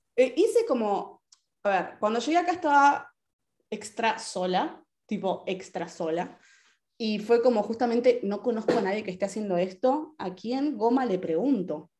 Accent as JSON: {"language": "Spanish", "country": "Argentina", "also_born_or_lived": "Spain", "moved": "yes", "lives_now": "Italy", "said": "soy ciudadana argentina, residente de Argentina."}